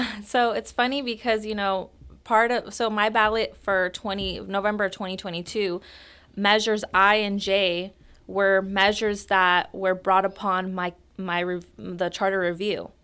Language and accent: English; Roseland, California, United States; I grew up here in Roseland. I've been in Roseland my entire life